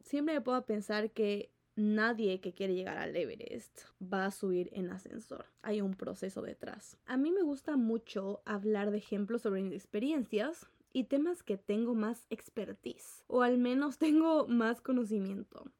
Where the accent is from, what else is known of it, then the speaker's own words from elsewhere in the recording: Ecuador; en Ecuador, donde yo vivo